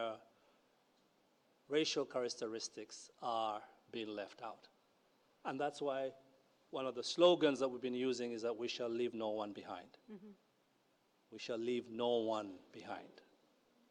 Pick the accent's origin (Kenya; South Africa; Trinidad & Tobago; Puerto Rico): Kenya; moved away as an adult; I grew up in Kenya